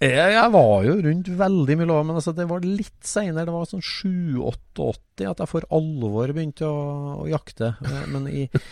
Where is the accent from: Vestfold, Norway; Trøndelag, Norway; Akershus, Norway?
Trøndelag, Norway; accent: Trøndersk; Jeg er jo innfødt, så jeg snakka jo trøndersk